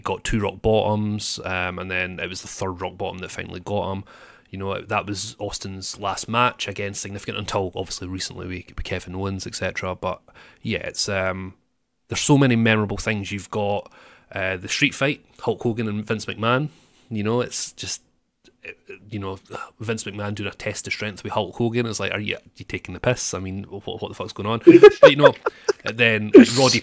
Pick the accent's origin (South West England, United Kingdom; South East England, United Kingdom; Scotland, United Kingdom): Scotland, United Kingdom; I'm actually a real Scotsman.